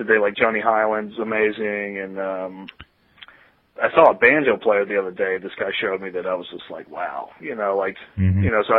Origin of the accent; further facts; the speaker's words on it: Blue River, Kentucky, United States; moved away as an adult; also born or lived in Denver / New York / Boston; I grew up down in a little town called Blue River, Kentucky, and that's okay. You know, like down in the coal mine territories